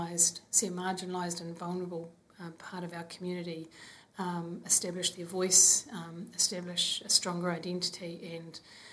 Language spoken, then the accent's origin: English; Hastings, Hawke's Bay, New Zealand; moved away as an adult; also born or lived in Wellington, New Zealand; now in Auckland, New Zealand; I am from Kahungunu, grew up in Hastings, and live in Auckland now with 3 kids